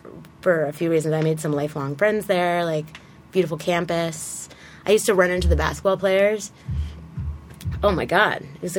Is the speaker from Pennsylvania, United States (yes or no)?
no; Weston, Massachusetts, United States; also born or lived in Bloomington, Indiana; I grew up in Weston, Massachusetts, which is like right next to Newton and Waltham, like suburb of Boston.